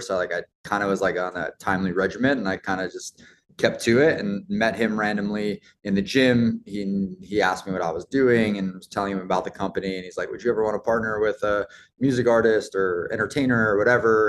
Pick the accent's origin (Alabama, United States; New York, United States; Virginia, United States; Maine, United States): New York, United States; Roslyn Heights; also born or lived in Queens; I grew up just, uh, outside New York City, um, on Long Island in a town called Roslyn Heights